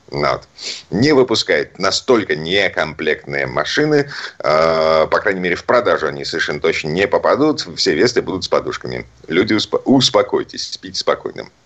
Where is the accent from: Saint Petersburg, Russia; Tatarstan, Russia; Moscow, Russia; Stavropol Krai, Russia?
Saint Petersburg, Russia; из Петербурга прощаюсь с вами буквально на пару минут.